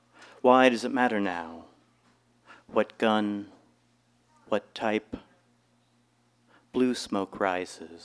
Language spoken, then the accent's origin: English; Kentucky, United States; also born or lived in Long Beach, California; I spent most of my life in Kentucky.